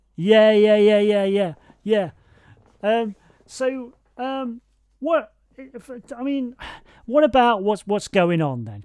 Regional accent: United Kingdom; I'm British

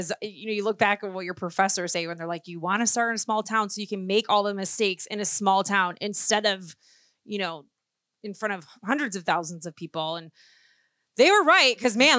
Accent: Chicago, Illinois, United States; moved away as an adult; growing up in Chicago

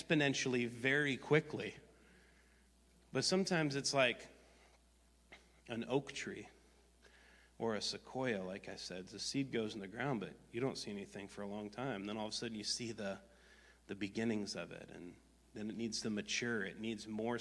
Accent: Wisconsin, United States; I grew up in Wisconsin

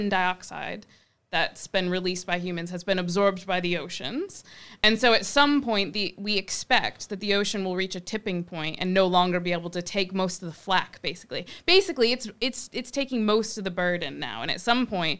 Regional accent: Michigan, United States; moved away; so I grew up in Michigan

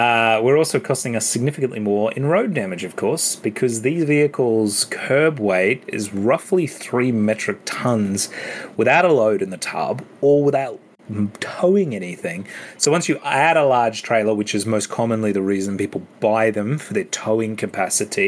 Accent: Australia

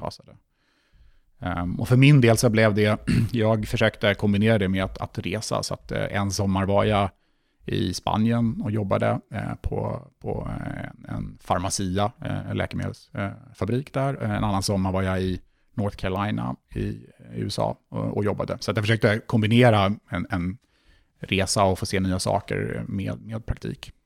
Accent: Stockholm, Stockholm County, Sweden; jag kom ju från Stockholm och jag läste i Stockholm. Så självklart hade jag ganska stort umgänge redan på plats runt omkring från min, från min uppväxt

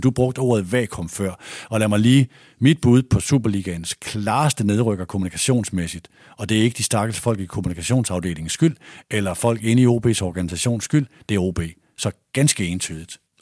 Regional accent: Aalborg, North Denmark Region, Denmark; moved away as an adult; also born or lived in Odense; jeg er vokset op i Aalborg

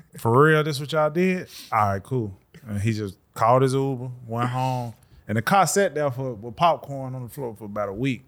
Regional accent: Birmingham, Alabama, United States; I'm from the South. I'm from Alabama, Birmingham, Alabama

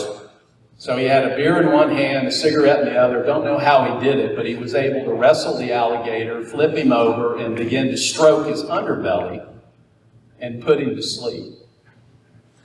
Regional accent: Naples, Florida, United States; I'm a native Floridian, and my dad was an interesting redneck carpenter, Finnish carpenter. I was born in Naples, Florida.

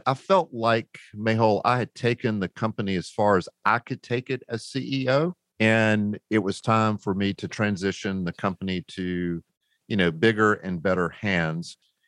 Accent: the South, United States; you know, I'm a Southerner and rednecks really don't do well in the snow.

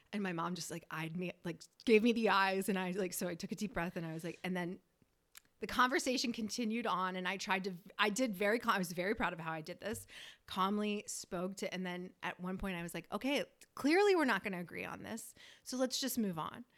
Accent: Northeast, United States; moved away; we're from the Northeast

